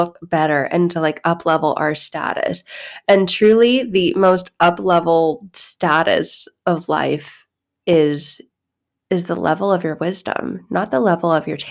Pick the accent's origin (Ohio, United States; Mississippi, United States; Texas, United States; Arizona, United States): Arizona, United States; I grew up in Arizona.